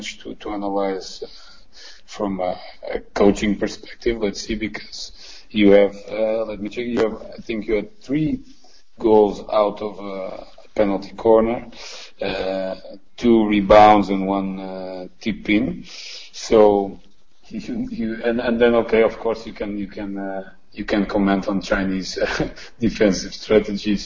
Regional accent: Portugal; I come from Portugal

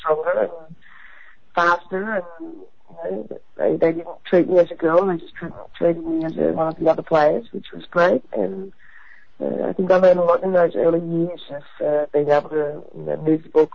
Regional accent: Campbelltown, New South Wales, Australia; moved away as an adult; also born or lived in Wentworthville, New South Wales; now in Netherlands; I was born in Wentworthville, but I grew up in Campbelltown, southwest of Sydney.

